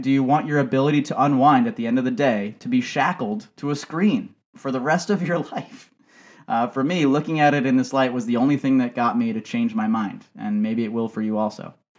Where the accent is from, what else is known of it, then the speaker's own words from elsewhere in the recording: United States; growing up in America